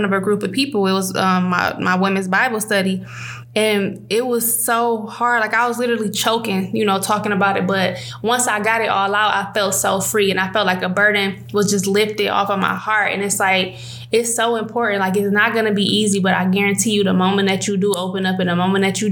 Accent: Detroit, Michigan, United States; I grew up on Joy Road and Coyle

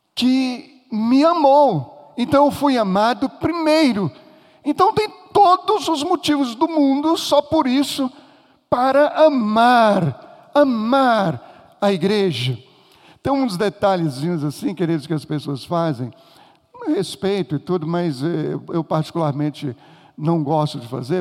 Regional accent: Minas Gerais, Brazil; Eu sou mineiro

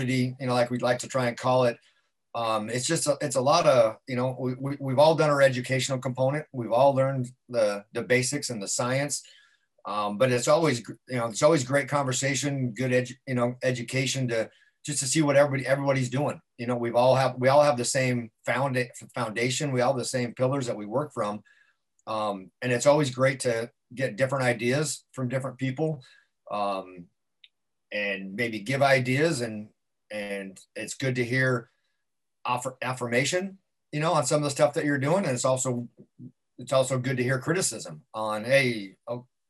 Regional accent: Carson City, Nevada, United States; now in Southern California, United States; Hometown is Northern Nevada, small little town, Carson City, Nevada

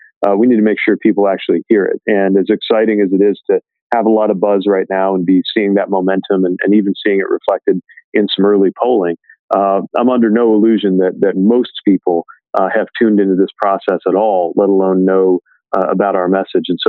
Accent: industrial Midwestern city, United States; I decided to compete to become the mayor of my industrial Midwestern city

